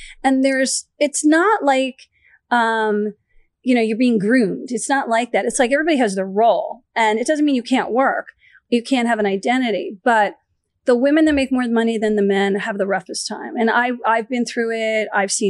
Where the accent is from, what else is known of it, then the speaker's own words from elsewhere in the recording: East Coast, United States; But I'm from the East Coast.